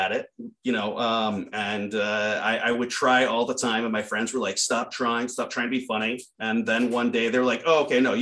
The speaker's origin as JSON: {"language": "English", "town": "Jupiter", "region": "Florida", "country": "United States", "also_born_or_lived": "Chicago", "moved": "yes", "said": "I'm from Jupiter, Florida, where Burt Reynolds is from."}